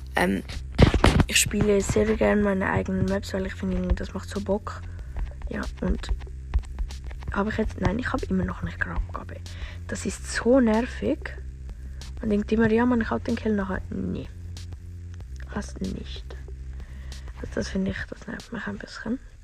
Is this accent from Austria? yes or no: no; Switzerland; ich bin Schweizer